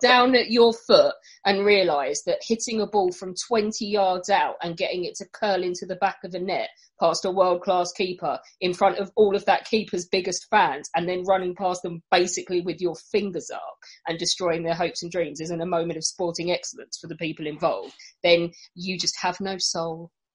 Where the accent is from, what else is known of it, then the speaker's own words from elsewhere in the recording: England, United Kingdom; being English